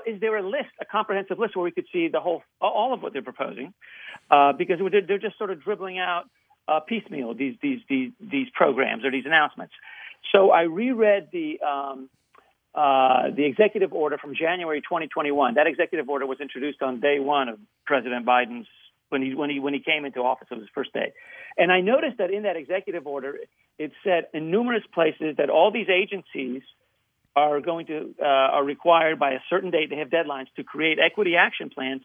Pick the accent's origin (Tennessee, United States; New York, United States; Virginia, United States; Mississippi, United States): Virginia, United States; Northern; also born or lived in Poland / Peru; I was born in Poland. I grew up in Northern Virginia.